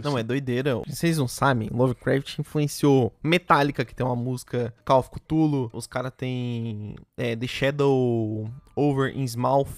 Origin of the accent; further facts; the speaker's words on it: Londrina, Paraná, Brazil; nós somos de Londrina